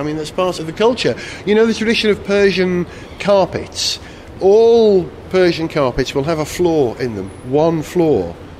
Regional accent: Wales, United Kingdom; as a Welshman

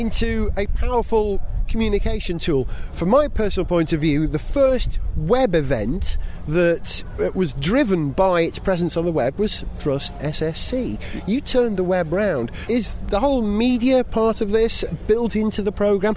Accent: Wales, United Kingdom; As a Welshman

